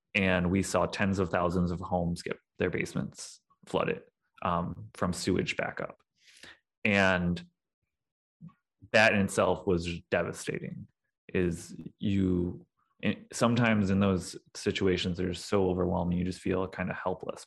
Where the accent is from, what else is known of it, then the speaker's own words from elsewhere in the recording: St. Louis, Missouri, United States; moved away as an adult; also born or lived in Kentucky; now in Detroit, United States; I am originally from the Saint Louis, Missouri area. I grew up in the South County suburbs